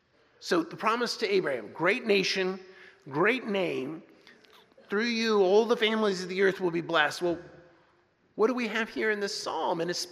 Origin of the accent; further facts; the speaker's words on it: Texas, United States; also born or lived in New Jersey; When I was a kid growing up in Texas and Jersey, we had all kinds of songs, patriotic songs that we sang.